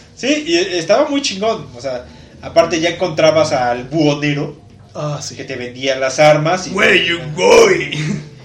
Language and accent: Spanish; Mexico; tú te quedas como mexicano